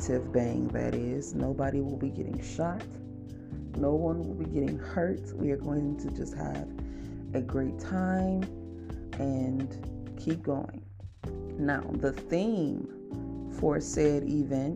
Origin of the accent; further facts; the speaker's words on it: Cleveland, Ohio, United States; moved away as an adult; also born or lived in Alabama; I'm from Cleveland